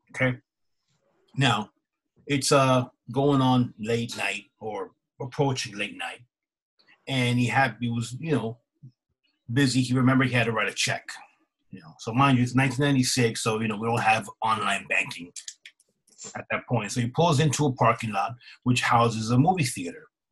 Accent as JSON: {"language": "English", "region": "East Coast", "country": "United States", "said": "We're from the East Coast"}